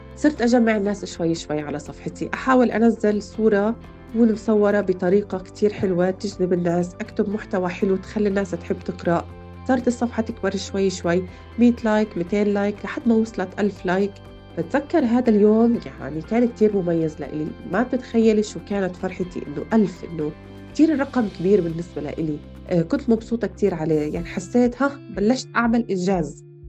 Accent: Beit Sahour, West Bank, Palestine; also born or lived in Jerusalem; من مواليد مدينة القدس نشأتي وطفولتي كانت في مدينة بيت سحور بمحافظة بيت لحم بالضفة الغربية

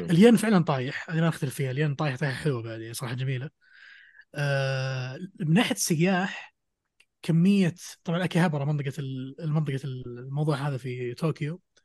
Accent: Saudi Arabia; عندنا في السعودية

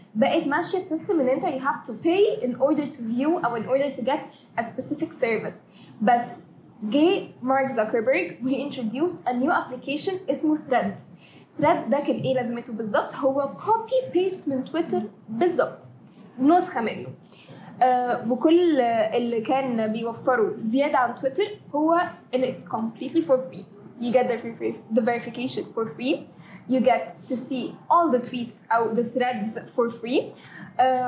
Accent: Egypt; احنا كمصريين

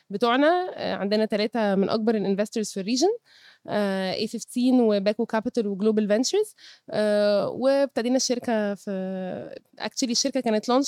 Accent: Cairo, Cairo Governorate, Egypt; born there; عندي 32 سنة اتولدت في القاهرة درست في الجامعة الأمريكية

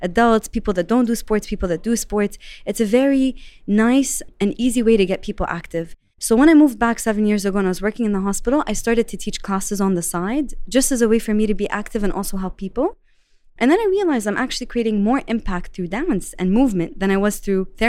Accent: Saudi Arabia; moved away as an adult; also born or lived in Lebanon; I was born and raised in Saudi

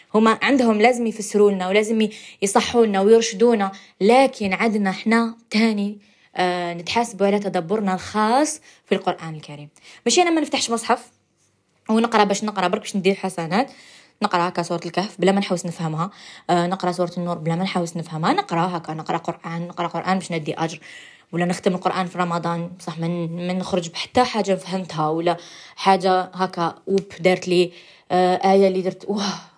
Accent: Algeria; accent: Algerian dialect; اللهجه تاعنا الجزائريه

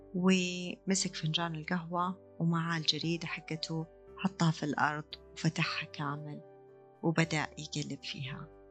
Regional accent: Riyadh, Riyadh Province, Saudi Arabia; عندنا في الرياض

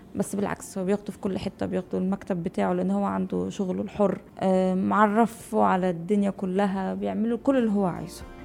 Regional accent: Egypt; moved away as an adult; now in Dubai, United Arab Emirates; عندنا في مصر

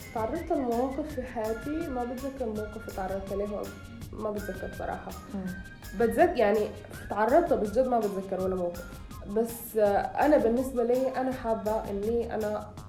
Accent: Sudan; بلدي يعني بما انه انا سودانية

